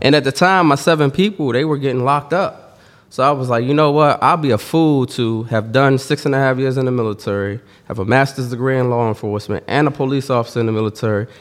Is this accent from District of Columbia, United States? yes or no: yes; Washington, District of Columbia, United States; I'm from Washington, D C